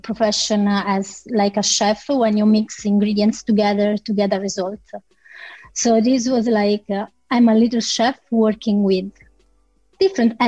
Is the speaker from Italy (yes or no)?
yes; Italy; accent: Italian; English is a second language; moved away as an adult; now in Ireland; I moved from Italy to Ireland 11 years ago. But still, as you can make a call from my accent, I'm extremely still very Italian.